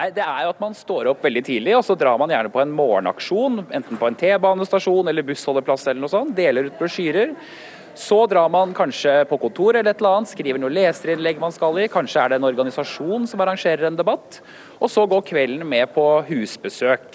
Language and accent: Norwegian; Norway; Som nordmann